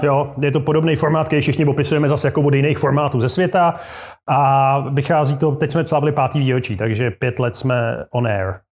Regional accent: Turnov, Liberec Region, Czechia; moved away as an adult; now in Prague, Czechia; já jsem chlapec z malého města, kde Eh, do roku 1990, to znamená do mých 18 let, je 15 tisícový město tady na severovýchodě Čech

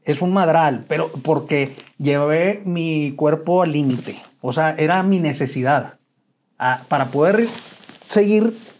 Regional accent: Chihuahua, Mexico; moved away as an adult; Yo soy originario de Chihuahua. Eh, nací un 5 de noviembre de 1970, ya 52 años. Este, y siempre viví, bueno, hasta el 87 viví en Chihuahua

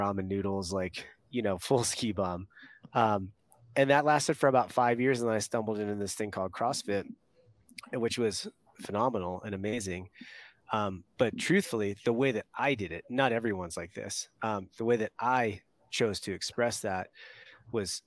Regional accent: East Coast, United States; moved away as an adult; I grew up on the East Coast

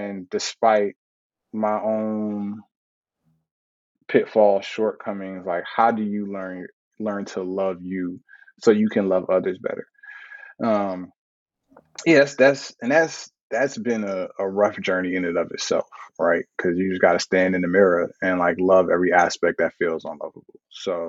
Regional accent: New York, United States; moved away as an adult; also born or lived in Brooklyn; now in Atlanta, United States; I grew up in New York for the majority of my life, and I lived in New York for my adult life. And leaving New York was a really big deal

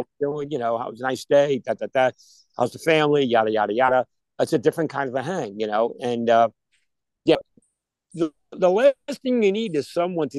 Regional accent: New York, United States; moved away; We're all transplants from New York

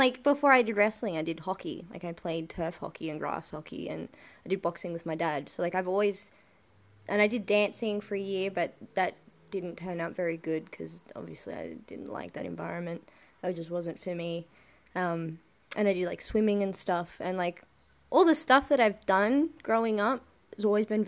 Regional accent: Sydney, New South Wales, Australia; moved away as an adult; now in Melbourne, Australia; I grew up in Western Sydney and it's not the nicest area

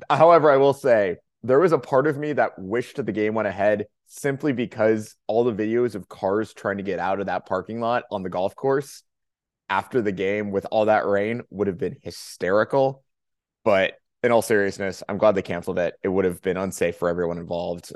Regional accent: Southern California, United States; I'm from Southern California

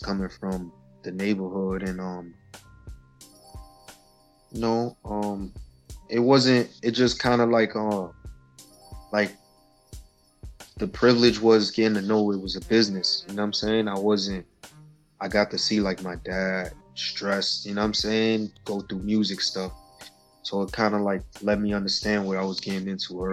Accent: New York City, New York, United States; I'm from Spanish Harlem, man, El Barrio, you know, First Avenue, 115 and First. 113 and Third, those are my home bases right there.

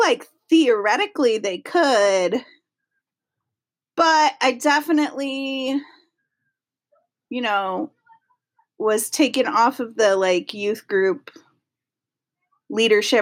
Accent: Toledo, Ohio, United States; I was raised in the Midwest, in Toledo, Ohio, really close to Michigan

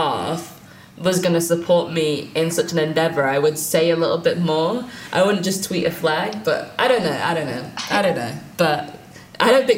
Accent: United Kingdom

